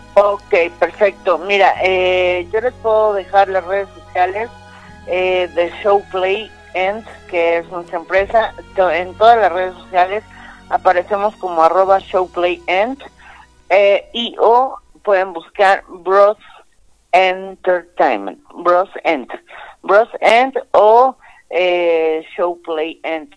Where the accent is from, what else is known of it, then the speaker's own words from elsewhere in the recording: Mexico; como buenos mexicanos